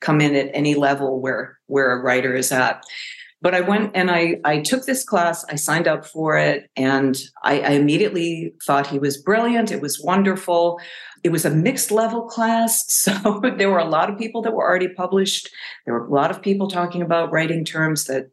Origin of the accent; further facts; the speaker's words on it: Millis, Massachusetts, United States; I grew up outside of Boston in a small town called Millis. It's southwest of Boston.